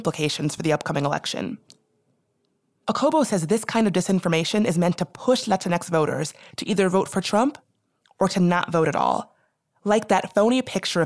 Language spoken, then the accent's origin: English; the American South, United States; my people are Black, we're from the South